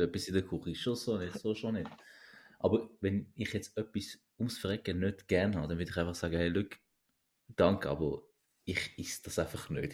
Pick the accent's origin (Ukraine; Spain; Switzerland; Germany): Switzerland; also born or lived in Turkey; ich bin zwar nicht hier geboren, aber ich bin drei gewesen